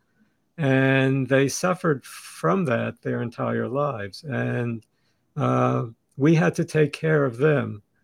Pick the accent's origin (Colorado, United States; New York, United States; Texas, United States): New York, United States; Brooklyn; also born or lived in Sweden; we lived in Brooklyn after we left Sweden when I was still very, very young